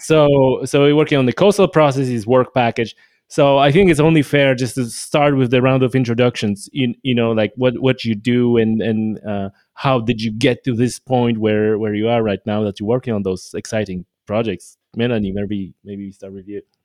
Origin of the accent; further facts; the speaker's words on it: Poland; now in Northern Ireland, United Kingdom; I come from Poland